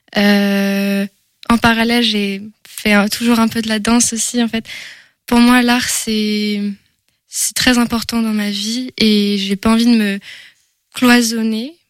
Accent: Angers, Pays de la Loire, France; on me dit souvent que j'ai un accent, mais je suis bien française d'Angers

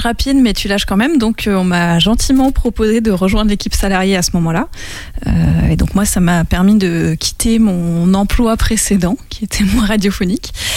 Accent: Les Mureaux, Île-de-France, France; now in Angers, France; moi j'ai grandi dans les Yvelines

